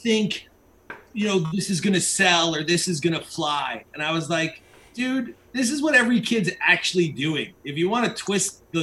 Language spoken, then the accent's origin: English; Mississauga, Ontario, Canada; I'm in Mississauga